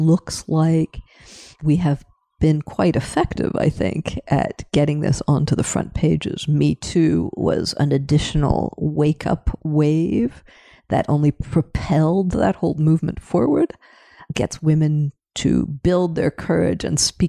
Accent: Canada; moved away as an adult; also born or lived in Paris, France; now in Europe; I was born in Canada, I re-immigrated back at age 20 and have never really left

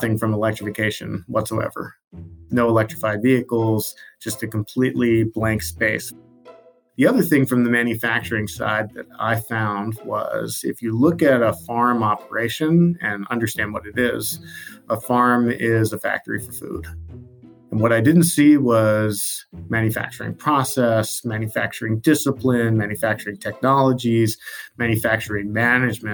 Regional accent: Baltimore, Maryland, United States; I grew up in Baltimore, Maryland

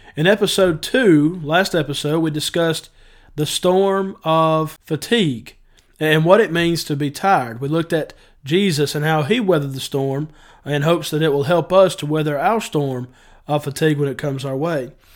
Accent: Northwest Georgia, United States; I'm from North, Northwest Georgia

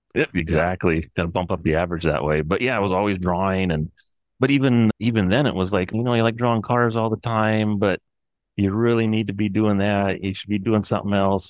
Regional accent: Olympic Peninsula, Washington, United States; I grew up in a little town on the Olympic Peninsula near Seattle in Washington

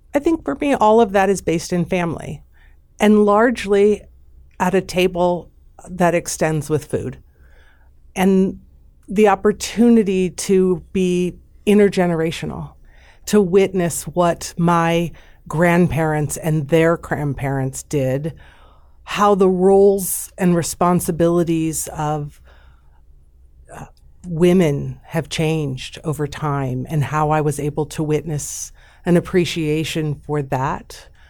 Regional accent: Omaha, Nebraska, United States; I grew up in Jewish Omaha in all the best ways

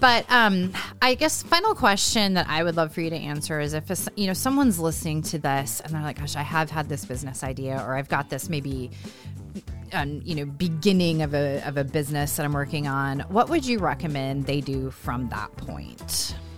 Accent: California, United States; now in Iowa, United States; I'm not a native Iowan. Um, I'm a native Californian

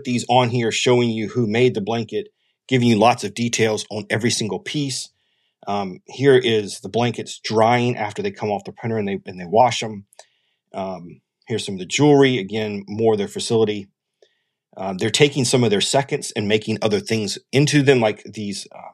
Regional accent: South Carolina, United States; I'm from South Carolina

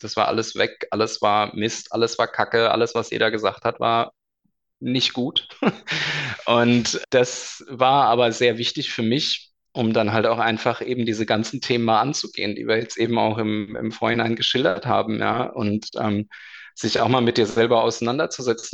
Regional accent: Darmstadt, Hesse, Germany; also born or lived in Bavaria (Munich/Rosenheim area); now in Bavaria, Germany; komme gebürtig aus Darmstadt, lebe jetzt seit längerem schon in Bayern

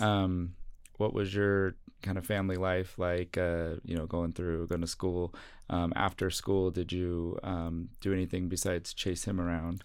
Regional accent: Southern California, United States; now in Salt Lake City, United States; growing up in Southern California

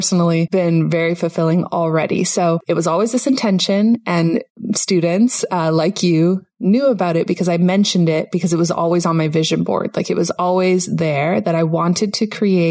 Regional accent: Canada; moved away as an adult; now in Panama; myself and my whole family, we grew up in Canada

